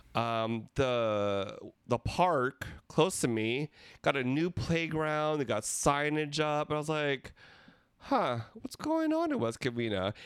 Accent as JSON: {"language": "English", "country": "Philippines", "said": "We're three Filipino gay guys"}